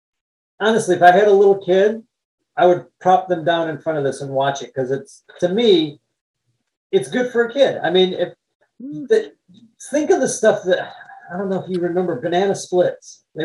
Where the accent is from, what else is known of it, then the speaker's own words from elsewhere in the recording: Detroit, Michigan, United States; Growing up in Detroit